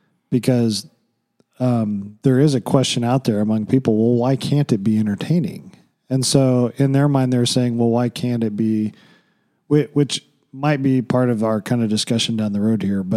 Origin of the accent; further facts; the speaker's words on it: Oklahoma, United States; when I grew up in Oklahoma